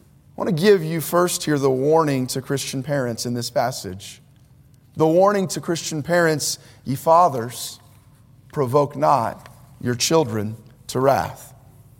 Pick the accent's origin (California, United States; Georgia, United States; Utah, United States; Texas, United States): California, United States; Bay Area, Northern; now in Orange County, United States; I was born in the Bay Area of Northern California, where the greater Bay Area, I think population is 7 million. Now I live in Orange County